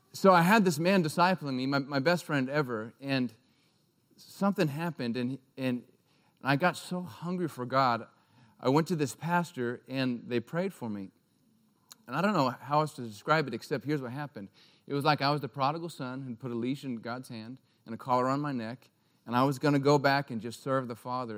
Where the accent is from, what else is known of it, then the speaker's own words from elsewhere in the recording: Alaska, United States; moved away as an adult; also born or lived in Durango, Colorado; I'm from Alaska